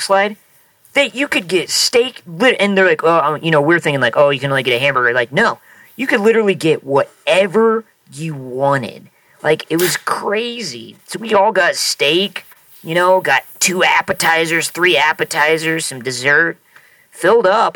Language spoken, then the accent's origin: English; Nebraska, United States; growing up in Nebraska